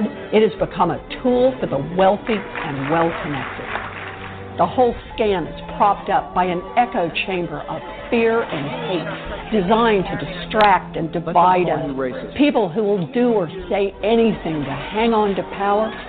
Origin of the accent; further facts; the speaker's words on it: Oklahoma, United States; Growing up in Oklahoma